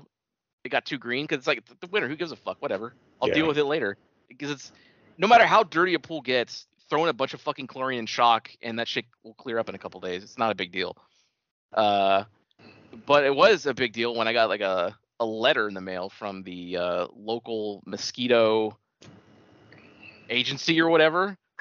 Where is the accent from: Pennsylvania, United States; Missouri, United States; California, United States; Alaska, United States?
California, United States; born there; Yep, I was born in the Bay Area and then decided, no, we're going to the suburbs, so we came here.